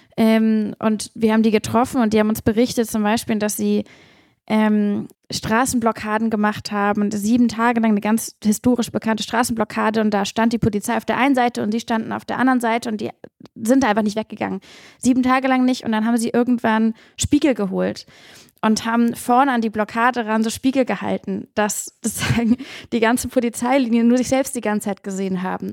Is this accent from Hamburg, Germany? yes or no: yes; Hamburg, Germany; ich bin in der Elbe aufgewachsen in Hamburg und ich bin aufgewachsen an einem Fluss, in dem wir nicht baden durften